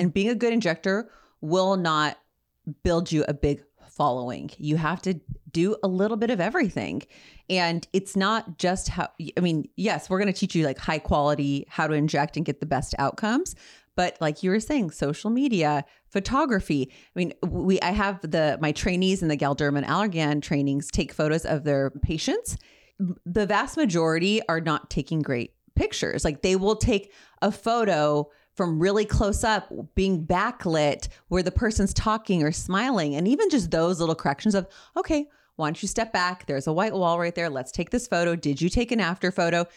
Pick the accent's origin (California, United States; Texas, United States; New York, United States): California, United States; Ontario; I'm a girl from Ontario